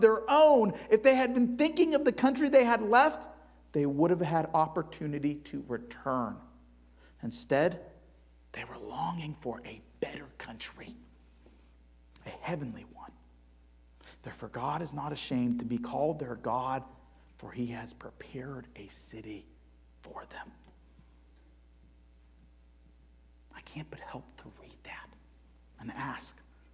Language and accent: English; Cleveland, Ohio, United States; I'm from Cleveland